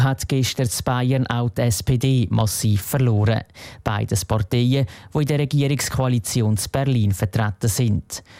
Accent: Eastern Switzerland, Switzerland; in Rostschwitz, wo ich herkomme

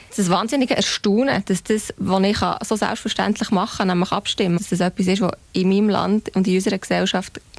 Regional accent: Switzerland; dass die Schweiz sehr patriarchal aufgestellt war von Anfang an, dass das unsere Identifikation ist als Schweizer.

